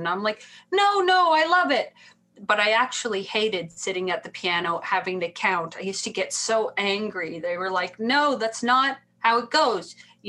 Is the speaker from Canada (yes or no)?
yes; Canada; I would say I'm Icelandic and I'm Canadian, you know.